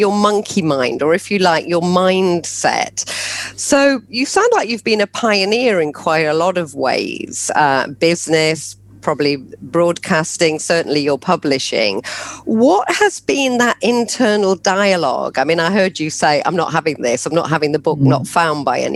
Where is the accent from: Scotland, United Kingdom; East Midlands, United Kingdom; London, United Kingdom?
East Midlands, United Kingdom; Nottingham; moved away; I'm from Nottingham too. I come from a background where people didn't live that life